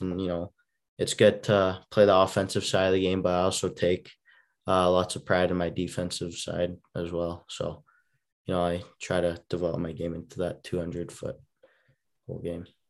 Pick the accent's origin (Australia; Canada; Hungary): Canada; Calgary, Alberta; growing up, uh, you know, of course, I lived in Calgary